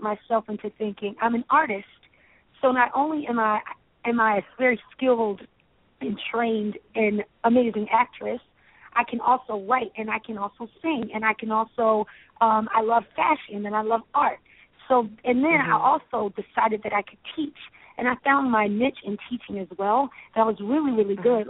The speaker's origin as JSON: {"language": "English", "town": "Baltimore", "region": "Maryland", "country": "United States", "tie": "born or raised there", "said": "I grew up in Baltimore, Maryland."}